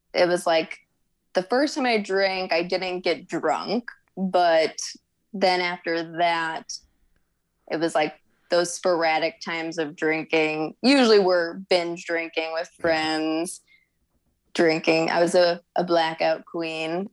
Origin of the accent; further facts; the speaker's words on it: St. Louis, Missouri, United States; I'm originally from St. Louis. Uh, South County suburbs is where I grew up